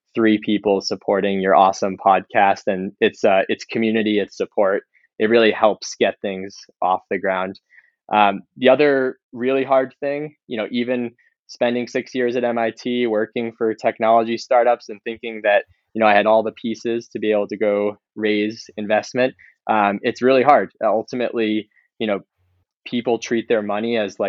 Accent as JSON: {"language": "English", "region": "New Hampshire", "country": "United States", "tie": "born or raised there", "said": "growing up in New Hampshire"}